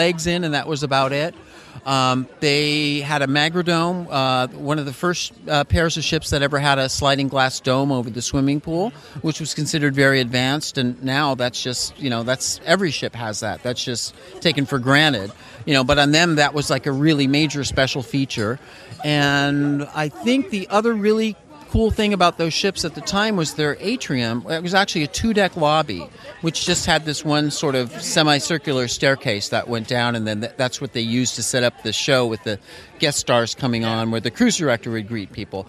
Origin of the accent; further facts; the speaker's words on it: Los Angeles, California, United States; I grew up in Los Angeles